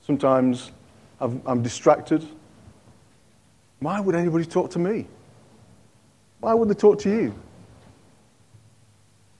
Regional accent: Yorkshire and the Humber, United Kingdom; now in Cockermouth, United Kingdom; I'm a Yorkshireman

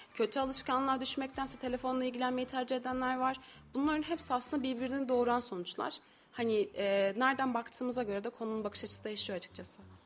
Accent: İzmir, Turkey; moved away as an adult; now in Kayseri, Turkey

